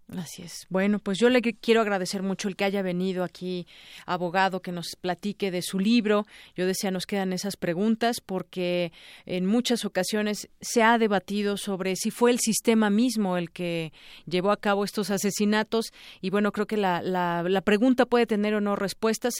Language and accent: Spanish; Mexico; como mexicanos